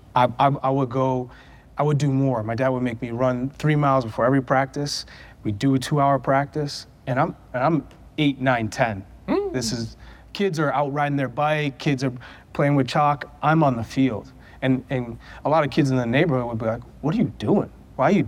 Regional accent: New Hampshire, United States; I grew up in New Hampshire

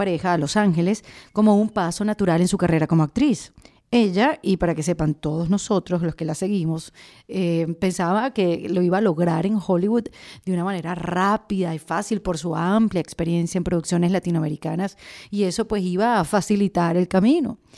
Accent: Venezuela; somos venezolanas

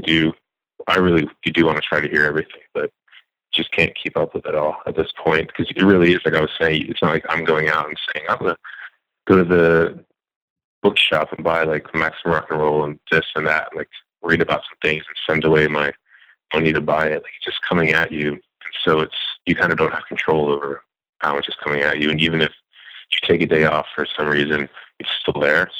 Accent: New Jersey, United States; I grew up in New Jersey

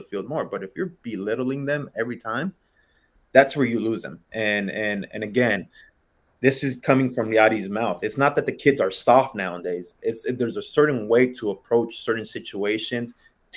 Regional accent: Los Angeles, California, United States; I came from East Los Angeles

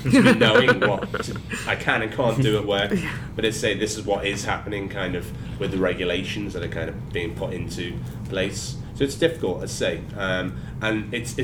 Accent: Liverpool, North West England, United Kingdom; now in London, United Kingdom; I'm from Liverpool

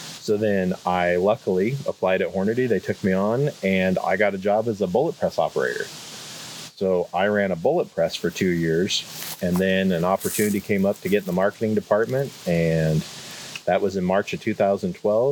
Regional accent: Hyannis, Nebraska, United States; I grew up in western Nebraska in a little tiny town called Hyannis

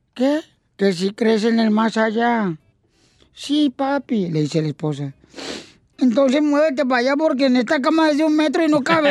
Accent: Sahuayo, Michoacán, Mexico; now in United States; soy de Saguayo, a un ladito

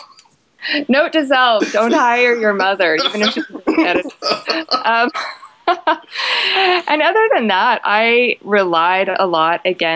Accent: Canada; I'm Canadian

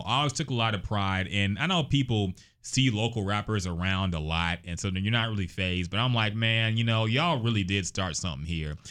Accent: Houston, Texas, United States; also born or lived in Austin / Corpus Christi; growing up in Houston all my life

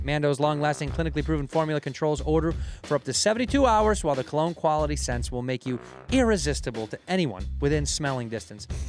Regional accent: Chicago, Illinois, United States; growing up in Chicago

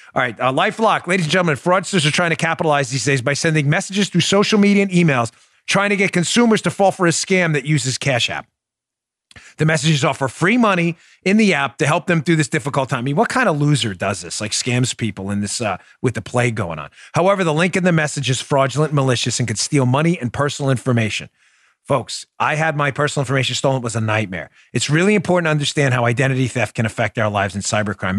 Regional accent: New York, United States; I grew up in New York with, uh, Howard Stern on the radio.

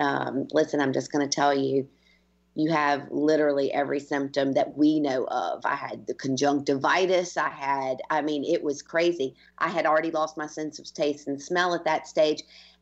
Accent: United States; now in Ireland; I've been Irish, been in Ireland for 20 years, and I'm as Irish as they come at this stage, but I am also American.

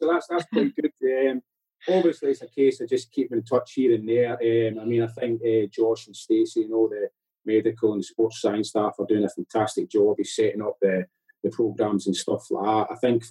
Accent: Scotland, United Kingdom; moved away; when you're a young boy growing up in Scotland

